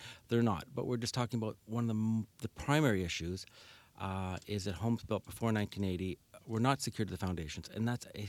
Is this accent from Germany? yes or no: no; Winnipeg, Manitoba, Canada; also born or lived in Calgary; I came from Winnipeg originally, but through Calgary.